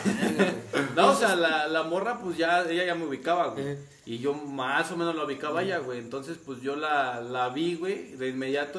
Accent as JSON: {"language": "Spanish", "country": "Mexico", "said": "De México."}